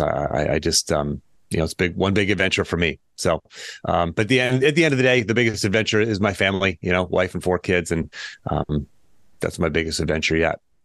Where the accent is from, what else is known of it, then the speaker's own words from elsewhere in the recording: Pittsburgh, Pennsylvania, United States; now in Charlottesville, United States; born and raised in Pittsburgh, Pennsylvania. Uh, I currently live in Charlottesville, Virginia